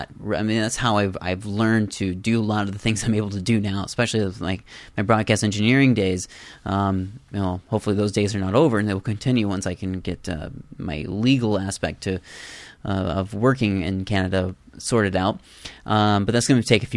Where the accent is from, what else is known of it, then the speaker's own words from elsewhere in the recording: Iowa, United States; I'm from Iowa too.